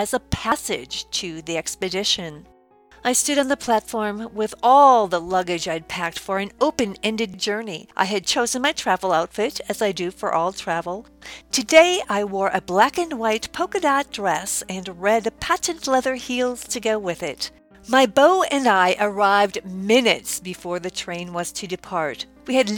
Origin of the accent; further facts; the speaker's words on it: Minnesota, United States; now in Chicago, United States; Being originally from Minnesota, I oft took the train, the Empire Builder, from Chicago back to my home state